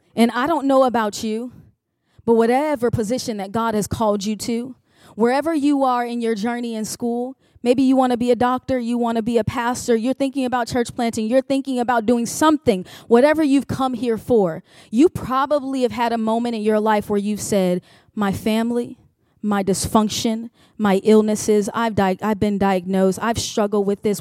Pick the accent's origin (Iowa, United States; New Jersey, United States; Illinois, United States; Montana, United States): Illinois, United States; Chicago; now in Richmond, United States; I am originally from Chicago, Illinois